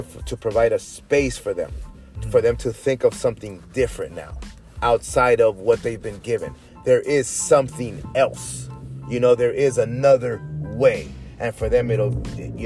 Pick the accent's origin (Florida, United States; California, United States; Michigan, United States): California, United States; Inglewood; moved away as an adult; also born or lived in Orange County, California / El Salvador; now in Las Vegas, United States; I love Inglewood, man. I was there 37 years